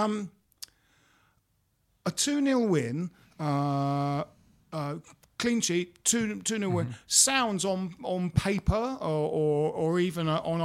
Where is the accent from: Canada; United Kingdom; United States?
United Kingdom; Bromley, London; when Jim and I were growing up in Bromley